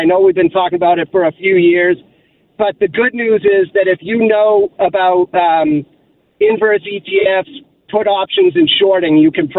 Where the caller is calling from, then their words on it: Massachusetts, United States; So I'm calling from Massachusetts.